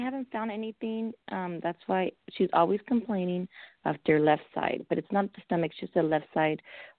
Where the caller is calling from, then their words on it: California, United States; I'm calling from California.